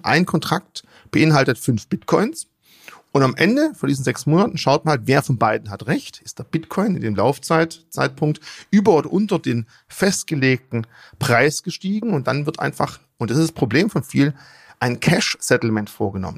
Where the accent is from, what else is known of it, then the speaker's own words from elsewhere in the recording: Germany; bei uns in Deutschland